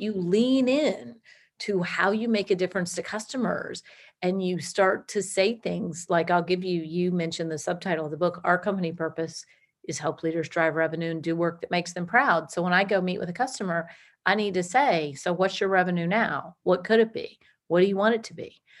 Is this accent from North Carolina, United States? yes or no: no; Washington, District of Columbia, United States; moved away as an adult; also born or lived in Georgia; I'm originally from Washington, D C